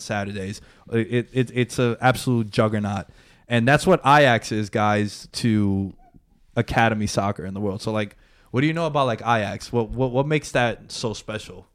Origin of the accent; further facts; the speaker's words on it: United States; Now we grew up in the States, right? We're Americans